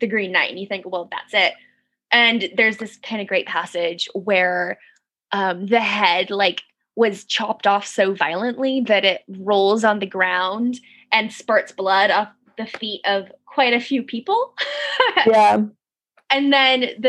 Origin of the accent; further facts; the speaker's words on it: United States; being an American from an American perspective